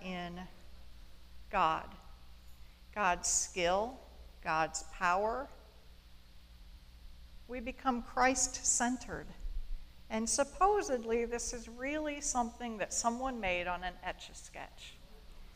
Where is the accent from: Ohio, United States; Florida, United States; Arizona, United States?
Ohio, United States; Bryan; I was born and raised in Bryan, Ohio